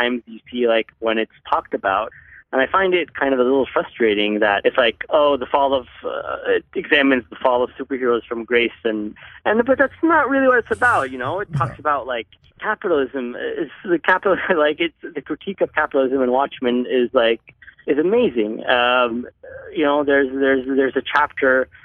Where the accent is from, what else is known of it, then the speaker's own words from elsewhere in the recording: Egypt; growing up in Egypt, I had an incredibly limited access to comics